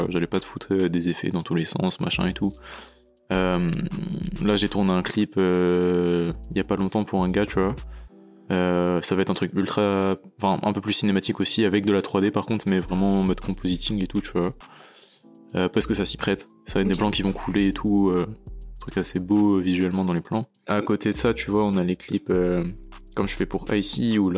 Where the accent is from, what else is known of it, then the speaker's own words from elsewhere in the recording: Chatou, Île-de-France, France; born there; also born or lived in Tokyo, Japan; Moi tu vois, je suis né à Chatou, dans le 78.